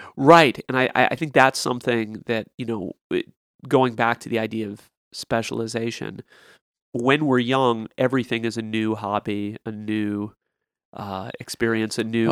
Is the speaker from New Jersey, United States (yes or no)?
no; Lexington, Kentucky, United States; in some cultures like the one I had growing up in Lexington